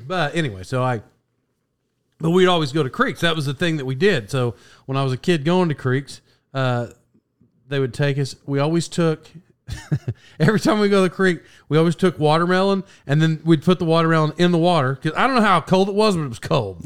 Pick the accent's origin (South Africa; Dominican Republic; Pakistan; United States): United States; Locust Grove, Oklahoma; I grew up in Locust Grove, Oklahoma